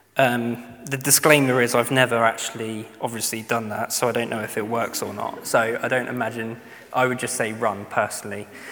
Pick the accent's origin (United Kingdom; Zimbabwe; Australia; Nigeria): United Kingdom; especially being British